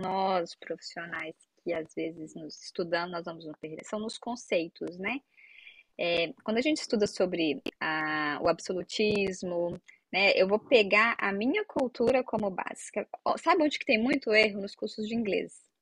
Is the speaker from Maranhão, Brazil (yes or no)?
no; Minas Gerais, Brazil; moved away as an adult; also born or lived in Santa Catarina; eu sou de Minas Gerais, eu fui para Santa Catarina